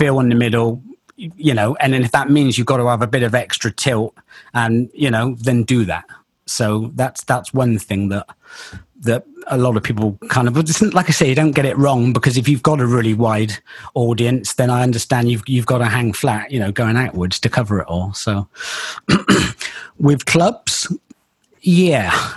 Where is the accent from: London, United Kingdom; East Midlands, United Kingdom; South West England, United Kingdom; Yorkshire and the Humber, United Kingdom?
South West England, United Kingdom; Bristol; accent: Bristol; my Bristol accent comes out every now and again. It took me years to try and hide it, but it just does come out occasionally.